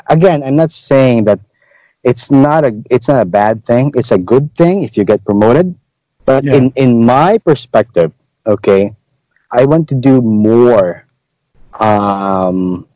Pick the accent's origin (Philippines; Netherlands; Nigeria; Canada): Philippines; Cadiz, Western Visayas; moved away; Being a native of Negros, okay, I came from Cadiz City.